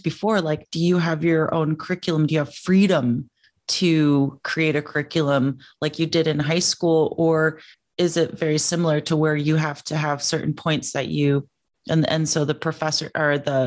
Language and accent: English; United States; also born or lived in France; we're American, we're Americans